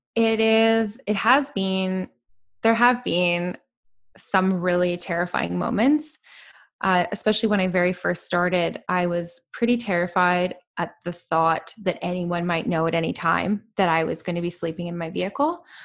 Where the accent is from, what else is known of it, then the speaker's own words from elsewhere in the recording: British Columbia, Canada; I am from Canada, yeah. And I've spent actually most of my life in B C